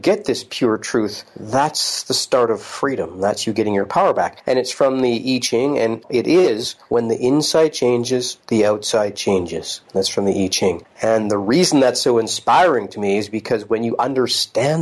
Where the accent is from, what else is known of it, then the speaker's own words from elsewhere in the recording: Salmon Arm, British Columbia, Canada; moved away as an adult; also born or lived in California; now in North Vancouver, Canada; I'm from the interior British Columbia, and my partner is Annie, who I also, we grew up in Salmon Arm together